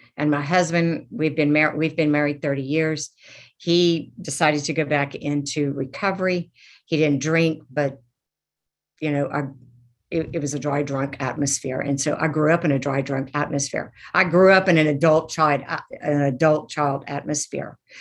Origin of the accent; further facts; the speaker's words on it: Lafayette, Louisiana, United States; I am from Lafayette, Louisiana